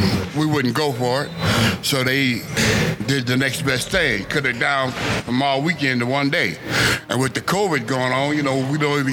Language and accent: English; Kansas City, Missouri, United States; moved away as an adult; now in Colorado, United States; I'm not from Colorado. I'm from Kansas City, Missouri. It's a big difference between here and there.